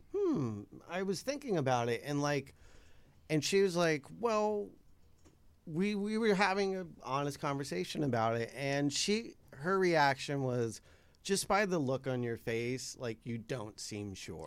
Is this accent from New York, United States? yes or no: yes; New York, United States; moved away as an adult; now in Los Angeles, United States; I moved out here. I was like from New York